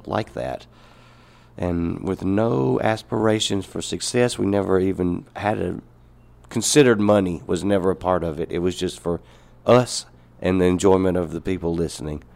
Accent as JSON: {"language": "English", "area": "Alcorn County", "region": "Mississippi", "country": "United States", "tie": "born or raised there", "said": "I grew up up there in Alcorn County with a father that was a banjo picker"}